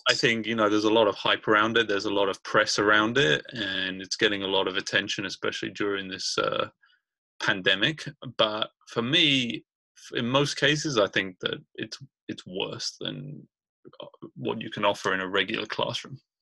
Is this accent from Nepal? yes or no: no; Brighton, South East England, United Kingdom; now in Richmond, United States; I'm from Brighton, England, and I live in Richmond, California